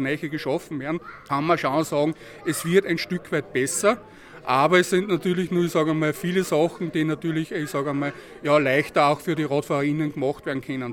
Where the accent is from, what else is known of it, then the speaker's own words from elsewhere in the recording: Linz, Upper Austria, Austria; Ich komme ja aus dem Linzer Süden